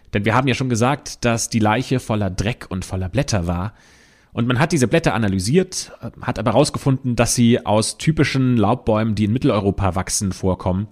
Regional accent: Germany; bei uns in Deutschland

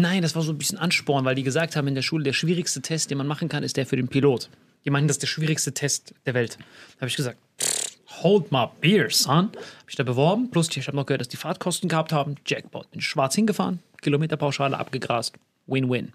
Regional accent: Bad Kreuznach, Rhineland-Palatinate, Germany; ich komme aus Bad Kreuznach

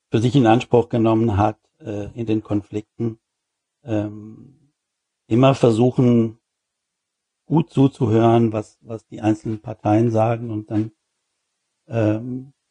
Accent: Switzerland; now in Germany; Ja, nee, nee, ich habe meine Kontakte im Großen und Ganzen erhalten in der Schwei

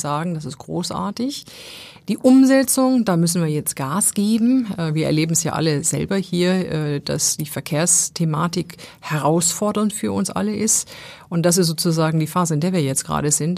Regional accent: Essen, North Rhine-Westphalia, Germany; now in Hamburg, Germany; im Ruhrgebiet so, wo ich ja, wo ich ja eigentlich herkomme

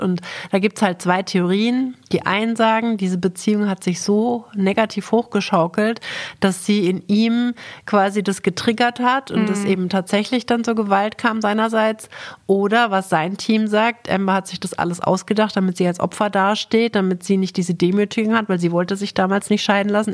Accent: Germany; bei uns in Deutschland

